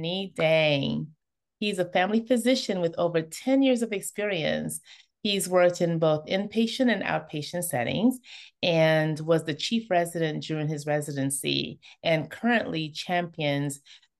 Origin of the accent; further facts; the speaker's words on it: Toronto, Ontario, Canada; as an immigrant myself, I totally get it. But I actually I grew up in Toronto, Canada.